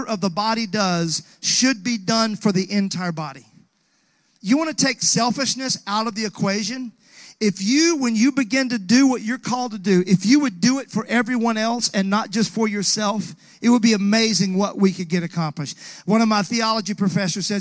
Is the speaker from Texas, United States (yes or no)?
no; Mississippi, United States; now in Nashville, United States; growing up in Mississippi